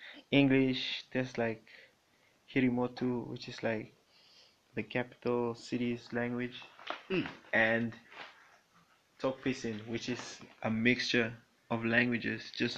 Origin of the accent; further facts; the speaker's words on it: Papua New Guinea; moved away; I grew up in Papua New Guinea when I was young. That's my father's country.